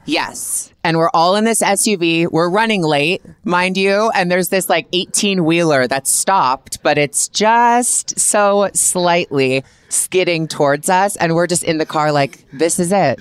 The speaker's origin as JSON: {"language": "English", "country": "Canada", "said": "I'm a Canadian girl"}